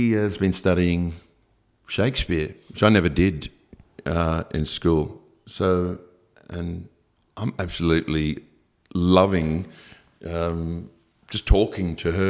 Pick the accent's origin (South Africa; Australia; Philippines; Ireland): Australia; Brisbane, Queensland; now in Sydney, Australia; growing up in Brisbane, if you were a little bit different walking down the street, people would just yell at you or spit at you from cars.